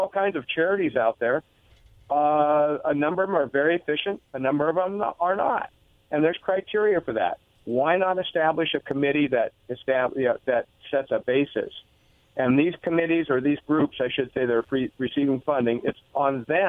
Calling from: Richland, Washington, United States

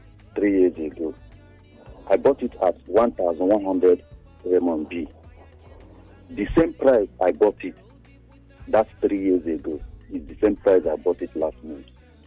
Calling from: Lekki, Lagos, Nigeria

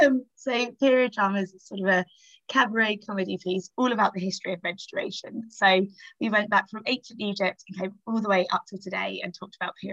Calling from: Harpenden, East of England, United Kingdom; I'm calling in from a place called Harpenden, which is a tiny little town in Hertfordshire, kind of near Luton Airport way.

